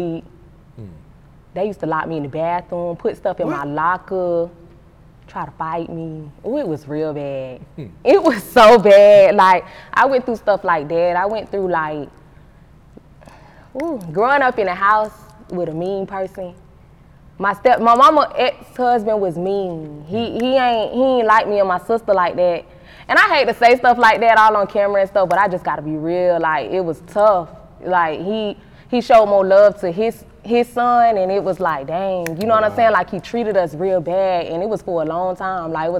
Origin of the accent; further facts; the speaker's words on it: St. Petersburg, Florida, United States; 727 St. Pete all day. That's my pride and joy, man. I love St. Pete.